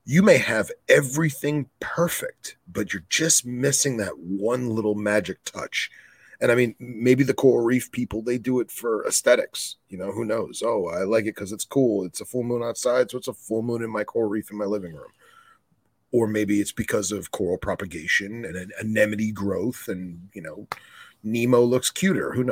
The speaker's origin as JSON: {"language": "English", "town": "Savannah", "region": "Georgia", "country": "United States", "said": "I'm from Savannah Boelens"}